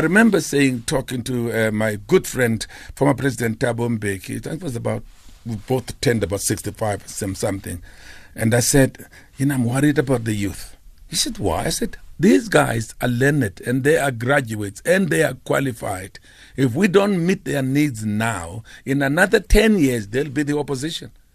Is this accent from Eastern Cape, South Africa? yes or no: yes; Port Elizabeth, Eastern Cape, South Africa; I'm from New Brighton, Airport Elizabeth.